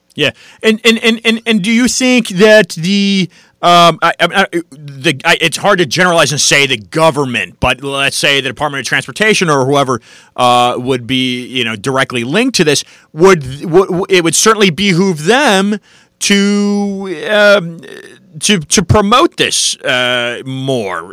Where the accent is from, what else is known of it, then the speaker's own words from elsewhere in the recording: United States; I'm an American